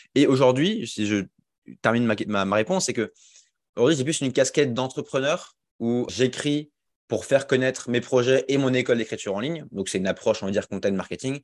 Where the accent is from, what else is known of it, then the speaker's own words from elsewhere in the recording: Alsace, Grand Est, France; moved away as an adult; also born or lived in Rennes; now in Lyon, France; j'ai grandi en Alsace, donc je suis un Alsacien